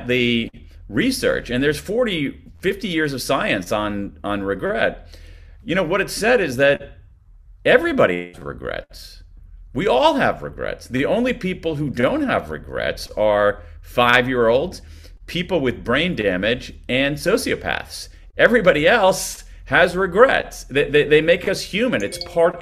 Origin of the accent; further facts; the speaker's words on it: United States; accent: American; from my accent that I'm an American